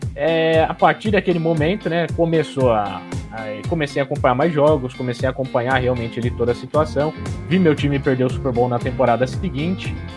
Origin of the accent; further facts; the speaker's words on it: ABC Paulista, São Paulo, Brazil; Eu sou da ABC Paulista